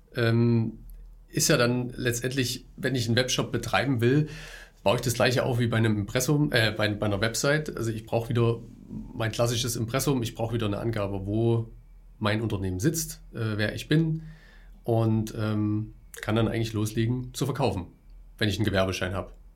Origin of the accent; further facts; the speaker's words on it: Germany; bei uns in Deutschland